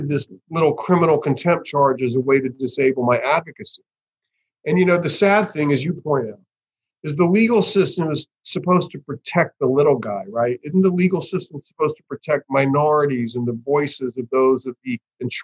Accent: United States; as an American, North American guy

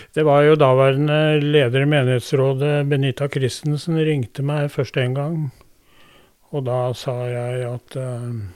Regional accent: Drammen, Buskerud, Norway; also born or lived in Skoger, Vestfold; jeg ble født på Drammen sykehus den 12. mai 1946

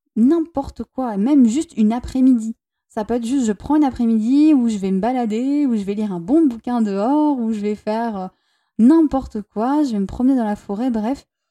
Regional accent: Toulouse, Occitania, France; moved away as an adult; now in Basque Country, France; je viens de Toulouse à la base et que euh, en ce moment avec mon partenaire, on est au Pays Basque

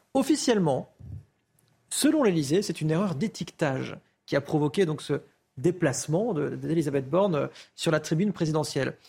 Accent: France; On est français

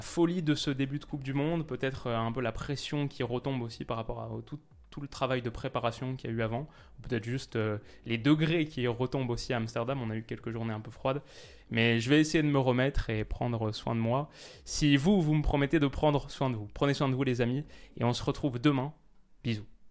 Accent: France; en tant que Français

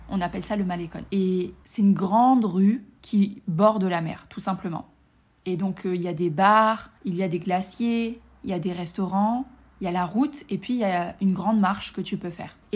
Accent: France; je suis rentrée euh, chez moi, en France, enfin chez mes parents.

